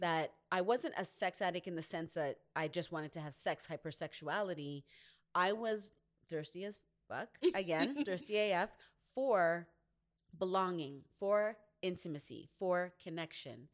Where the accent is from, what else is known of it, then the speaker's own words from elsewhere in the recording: Canada; growing up in Canada, even though my family is from Grenada